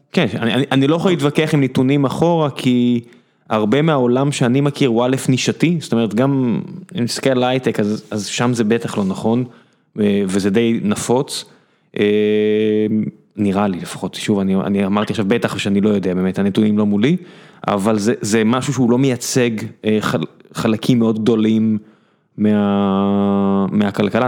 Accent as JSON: {"language": "Hebrew", "town": "Beersheba", "region": "Southern District", "country": "Israel", "tie": "born or raised there", "said": "וכשאתה גדל בבאר שבע, ו- ורוב האנשים מזרחיים סביבך"}